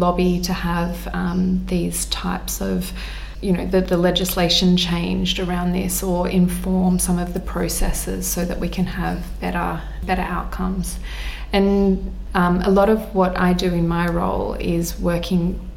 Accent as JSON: {"language": "English", "country": "Australia", "tie": "born or raised there", "said": "as an Aussie kid"}